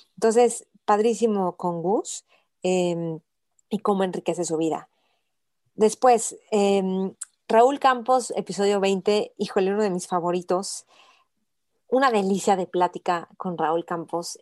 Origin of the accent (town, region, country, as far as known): Mexico